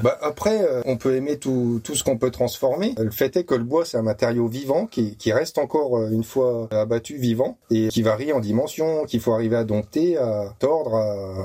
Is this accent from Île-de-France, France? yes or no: no; Châlons-en-Champagne, Grand Est, France; je suis né à Chalon-en-Champagne, enfin Chalon-sur-Marne.